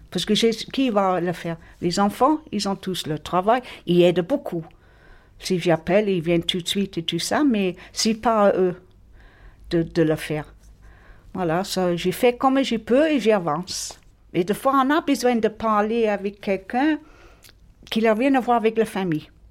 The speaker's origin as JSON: {"language": "French", "region": "England", "country": "United Kingdom", "second_language": "French", "moved": "yes", "lives_now": "Marignane, France", "said": "je suis anglaise d'origine, mais je suis française par adoption"}